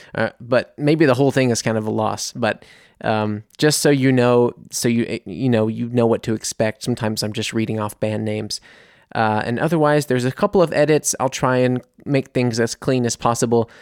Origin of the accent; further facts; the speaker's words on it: United States; moved away as an adult; now in Munich, Germany; I'm an American here in Germany